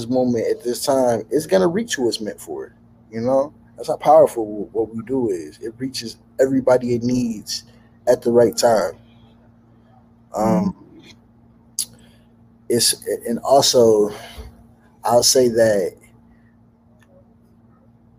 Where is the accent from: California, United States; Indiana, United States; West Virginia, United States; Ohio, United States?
Ohio, United States; Cleveland; moved away as an adult; now in Los Angeles, United States; I'm from Cleveland, Ohio